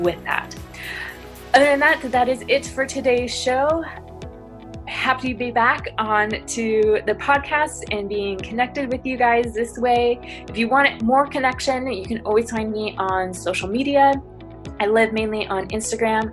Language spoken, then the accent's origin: English; Spokane, Washington, United States; I'm currently in Spokane, Washington, my hometown